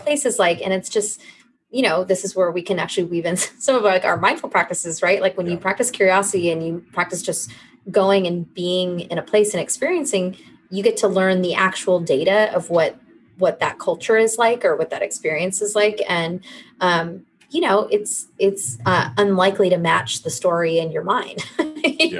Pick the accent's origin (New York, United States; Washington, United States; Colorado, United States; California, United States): California, United States; accent: California; moved away; I wouldn't say I have some extreme California accent